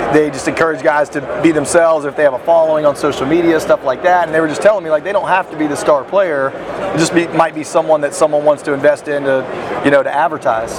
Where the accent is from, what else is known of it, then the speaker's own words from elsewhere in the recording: West Virginia, United States; I'm from West Virginia. We're a small community.